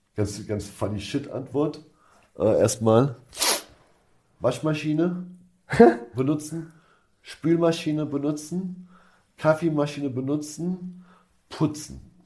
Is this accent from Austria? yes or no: no; Germany